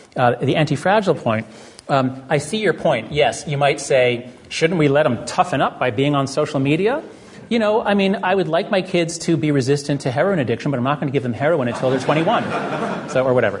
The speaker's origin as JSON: {"language": "English", "country": "United States", "said": "I'm an American"}